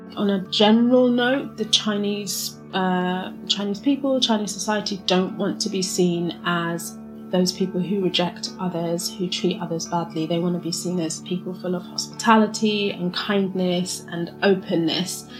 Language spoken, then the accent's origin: English; London, United Kingdom; moved away as an adult; now in Shanghai, China; I was born and raised in London